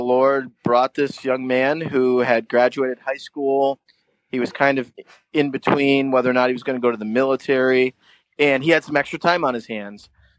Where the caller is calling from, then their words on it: White Lake, Ontario, Canada; And I am calling in from White Lake, Ontario. I'm actually on a small island on a medium-sized lake in central Ontario.